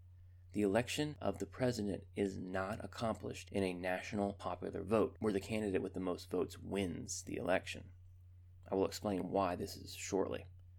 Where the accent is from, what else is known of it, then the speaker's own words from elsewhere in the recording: North Carolina, United States; my home state of North Carolina